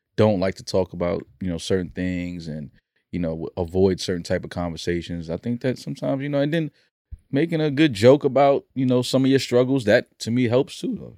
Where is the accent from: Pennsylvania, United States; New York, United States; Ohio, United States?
New York, United States; New York City; I've climbed many, many rooftops growing up in the Bronx